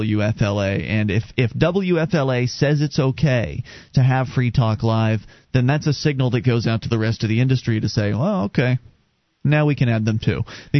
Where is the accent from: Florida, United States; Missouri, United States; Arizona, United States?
Florida, United States; Sarasota; moved away; We come from Sarasota, Florida.